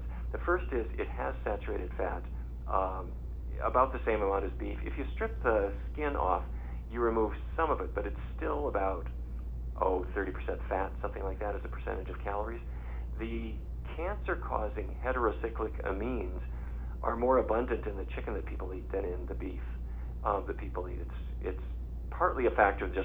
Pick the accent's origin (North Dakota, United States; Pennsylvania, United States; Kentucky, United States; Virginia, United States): North Dakota, United States; I grew up in North Dakota.